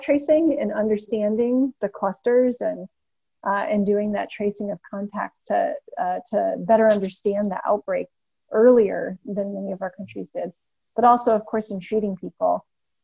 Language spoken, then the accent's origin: English; United States; also born or lived in Tokyo; I was astonished as an American